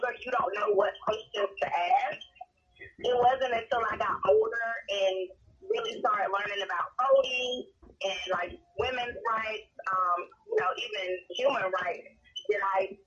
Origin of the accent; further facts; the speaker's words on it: Rome, Georgia, United States; now in Douglasville, United States; I actually grew up in a small town north of Atlanta called Rome, Georgia